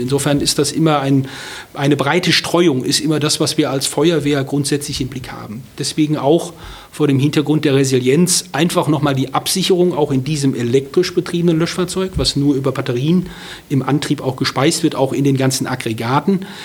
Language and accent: German; Ruhr area, North Rhine-Westphalia, Germany; now in Berlin, Germany; ich bin viele Jahre im Pott groß geworden